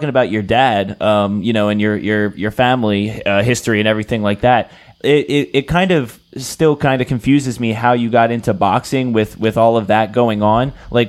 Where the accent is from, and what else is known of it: Philadelphia, Pennsylvania, United States